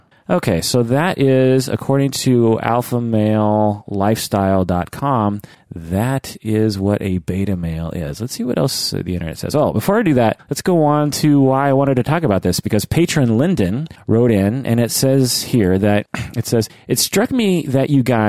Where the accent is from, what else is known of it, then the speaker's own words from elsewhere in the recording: Ireland; To be upfront, I am from Ireland, and so this concept is a little alien, but it is slowly getting mentioned in my country also.